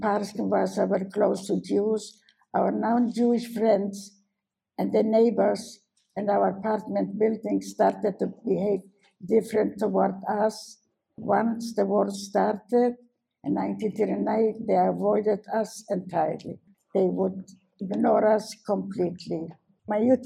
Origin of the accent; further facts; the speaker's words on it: Warsaw, Masovian Voivodeship, Poland; moved away; I was born in Warsaw in 1921